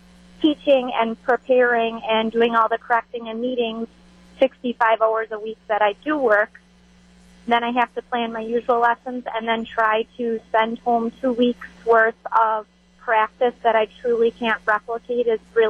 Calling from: Beaver Dam, Wisconsin, United States; I am calling from Beaver Dam, and I am an elementary teacher

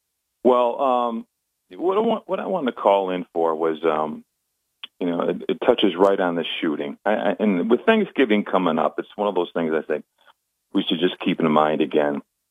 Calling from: Binghamton, New York, United States; Oh, this is … from Binghamton.

